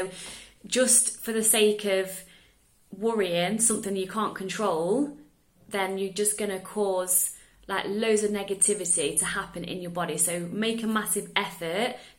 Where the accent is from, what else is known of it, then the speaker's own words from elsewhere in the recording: England, United Kingdom; now in Netherlands; I live in the Netherlands, I'm English